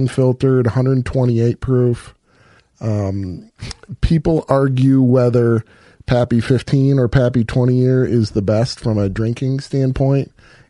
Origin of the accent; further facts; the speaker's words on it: Minocqua, Wisconsin, United States; moved away as an adult; also born or lived in southern Illinois; I'm originally from Minocqua, Wisconsin, northern Wisconsin. Grew up hunting big woods public land up there